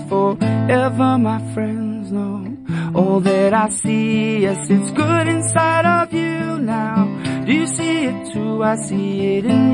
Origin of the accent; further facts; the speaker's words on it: South Africa; my hometown of Mamzantodi